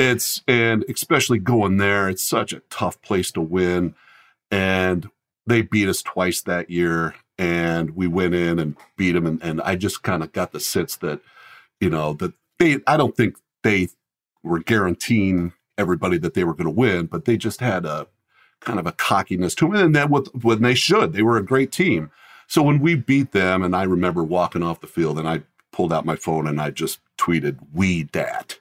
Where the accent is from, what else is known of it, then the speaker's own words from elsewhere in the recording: Colorado, United States; also born or lived in Fremont, Nebraska; when I was young, we moved to Colorado, so I grew up in Colorado.